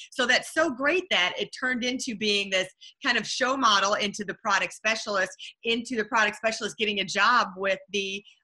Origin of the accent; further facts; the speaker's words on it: Detroit, Michigan, United States; you know, I was from Detroit.